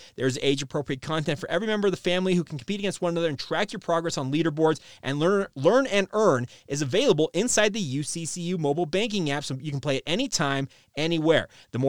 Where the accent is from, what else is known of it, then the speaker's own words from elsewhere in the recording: Orem, Utah, United States; so you and I are both from Utah County. I grew up in Orem.